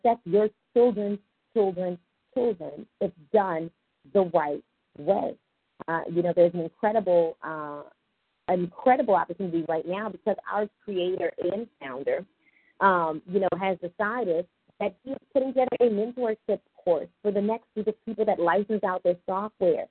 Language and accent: English; Richmond, Virginia, United States; I'm originally from Richmond, Virginia